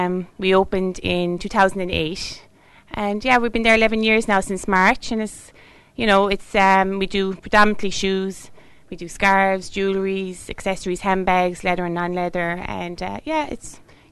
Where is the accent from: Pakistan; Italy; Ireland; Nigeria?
Ireland; County Limerick, Munster; also born or lived in Mitchelstown; I'm from Angusboro, just out the road, so just over the border in Limerick. But I went to school here and everything.